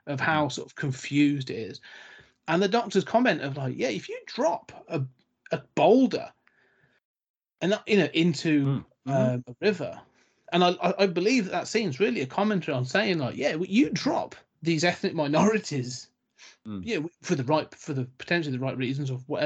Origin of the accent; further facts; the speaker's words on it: Coventry, West Midlands, United Kingdom; When I was born and raised in Coventry